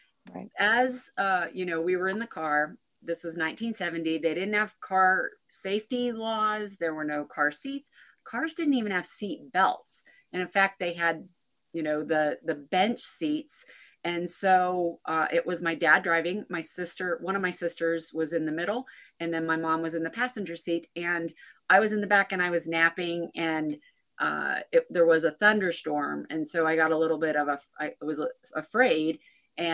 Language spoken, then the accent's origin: English; central Pennsylvania, United States; moved away as an adult; So I'm originally from Pennsylvania, and I actually live now back where I was, where I grew up. I did move around for a bit and ended up back 15 minutes from where I grew up. So central Pennsylvania, kind of a small town, but just great place to grow up.